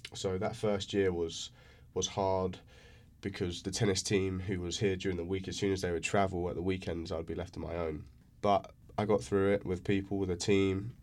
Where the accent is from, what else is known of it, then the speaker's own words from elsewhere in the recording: England, United Kingdom; first language English; moved away as an adult; now in United States; growing up in England.